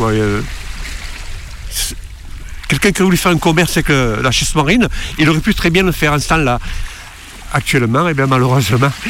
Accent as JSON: {"language": "French", "town": "Marseille", "region": "Provence-Alpes-Côte d'Azur", "country": "France", "moved": "as an adult", "said": "J'ai quitté Marseille euh, il y en 1960, quand je suis venu en Bretagne faire l'armée."}